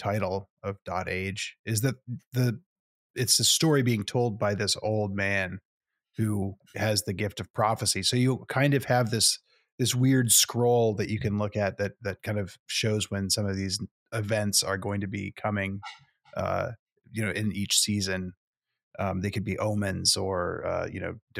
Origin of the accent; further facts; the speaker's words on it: United States; as an American